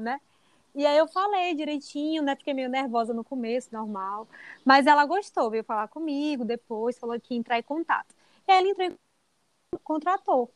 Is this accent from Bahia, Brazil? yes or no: yes; Bahia, Brazil; also born or lived in United States; só que eu sou da Bahia